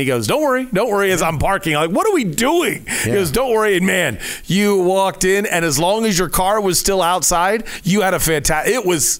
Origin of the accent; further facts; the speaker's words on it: Dayton, Ohio, United States; now in Arizona, United States; Dayton because of my hometown.